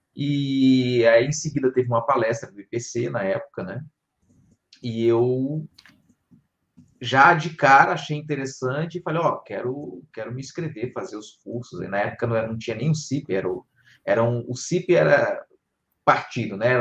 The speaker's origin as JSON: {"language": "Portuguese", "region": "Rio de Janeiro", "country": "Brazil", "also_born_or_lived": "Porto Velho, Rondônia / Foz do Iguaçu, Paraná", "moved": "as an adult", "said": "não sou do, de, de Rondônia, sou do Rio de Janeiro, mas fui morar lá"}